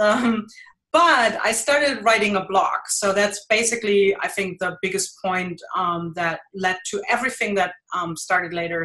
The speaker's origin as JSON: {"language": "English", "country": "Germany", "accent": "thick German", "second_language": "English", "moved": "as an adult", "lives_now": "Jersey City, United States", "said": "I have a thick German accent because I am originally from Germany. I live in uh, New Jersey, Jersey City"}